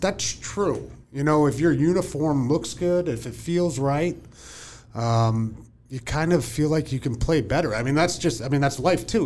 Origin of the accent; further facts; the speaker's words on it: Whitehall, Pennsylvania, United States; I grew up in Whitehall, Pennsylvania